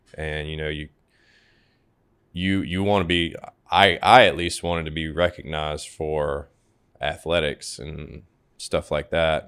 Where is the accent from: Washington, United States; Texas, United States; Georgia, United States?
Georgia, United States; Savannah; I was born and raised here in Savannah